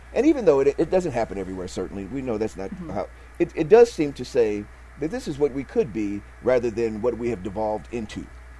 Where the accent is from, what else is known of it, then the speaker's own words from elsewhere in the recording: Chicago, Illinois, United States; now in Utah, United States; I'm from Chicago.